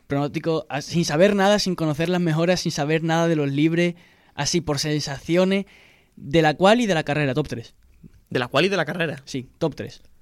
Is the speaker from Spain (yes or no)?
yes; Spain; Habrá que dormirse un poco antes. Que somos españoles.